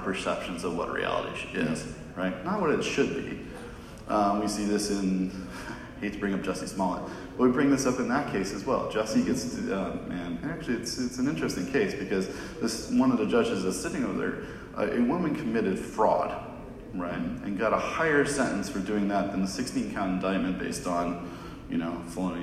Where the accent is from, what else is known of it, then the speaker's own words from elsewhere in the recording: Southern California, United States; now in Massachusetts, United States; I'm actually from Southern California, but I live in Mass